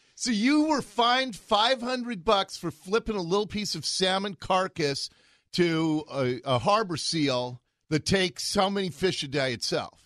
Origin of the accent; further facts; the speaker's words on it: Seattle, Washington, United States; I grew up in Ballard, right above Schulshall.